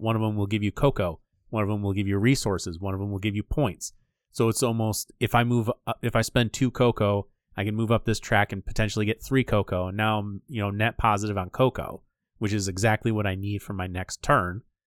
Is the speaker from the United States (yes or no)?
yes; Michigan, United States; we're from Michigan